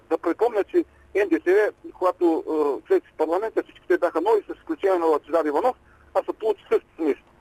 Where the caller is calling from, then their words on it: Ruse, Ruse Province, Bulgaria; от Русе.